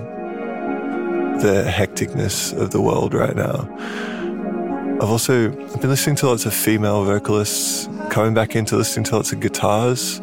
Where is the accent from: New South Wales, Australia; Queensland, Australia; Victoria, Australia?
New South Wales, Australia; Sydney; I'm from Sydney in so-called Australia, like Eora, Gadigal country.